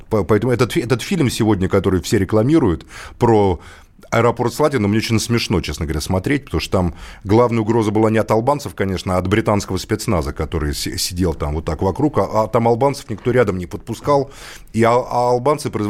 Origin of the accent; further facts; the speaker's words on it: Moscow, Russia; Я сам русский, москвич, но я не могу вот делить с Белоруссией там молоком молоко ваше или наше.